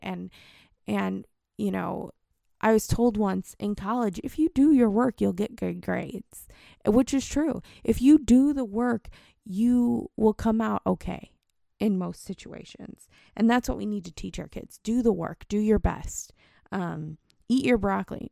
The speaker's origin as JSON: {"language": "English", "town": "St. Louis", "region": "Missouri", "country": "United States", "tie": "born or raised there", "also_born_or_lived": "Cincinnati", "moved": "yes", "said": "I grew up in Saint Louis"}